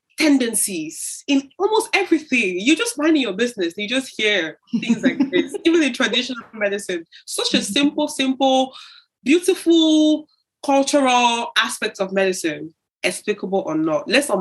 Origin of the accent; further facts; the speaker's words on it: Cameroon; also born or lived in Tanzania; I grew up in Cameroon, grew up in Tanzania.